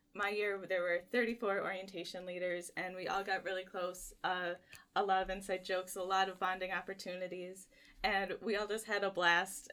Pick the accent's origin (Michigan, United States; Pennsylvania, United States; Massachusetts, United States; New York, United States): Michigan, United States; Richland; I'm actually from Richland, Michigan, which is about a twenty-minute drive from campus.